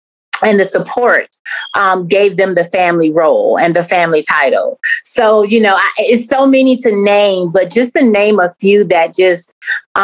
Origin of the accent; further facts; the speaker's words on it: Columbia, South Carolina, United States; also born or lived in Charleston, South Carolina; I'm from South Carolina, Columbia, born and raised